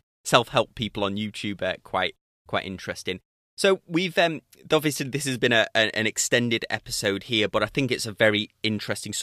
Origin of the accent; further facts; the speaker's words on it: United Kingdom; accent: British; my British accent